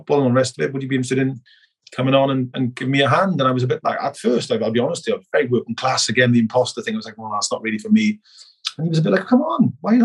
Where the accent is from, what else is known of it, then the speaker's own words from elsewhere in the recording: Merthyr Tydfil, Wales, United Kingdom; moved away as an adult; also born or lived in London; now in Nottingham, United Kingdom; my hometown club